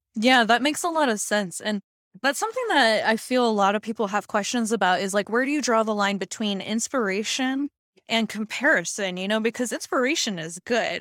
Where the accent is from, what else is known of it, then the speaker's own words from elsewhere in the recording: Hawaii, United States; when I was growing up, 'cause I'm from Hawaii